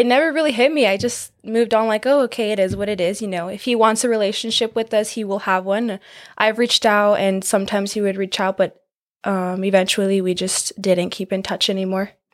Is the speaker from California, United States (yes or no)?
yes; California, United States; I am from California.